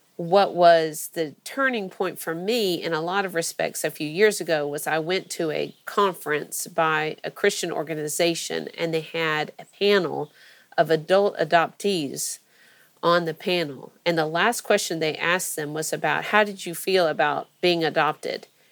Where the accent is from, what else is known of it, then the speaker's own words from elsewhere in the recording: Georgia, United States; also born or lived in Florida; I'm from Georgia originally. I was born in uh, Florida, but only because my dad was in residency there at the University of um, Florida and um, grew up here